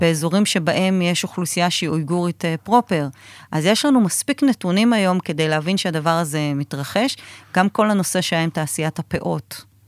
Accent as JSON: {"language": "Hebrew", "country": "Israel"}